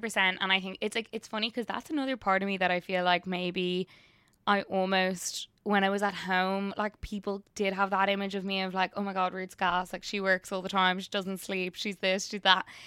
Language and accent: English; Ireland; now in United States; being an Irish person, working in the drinks industry over here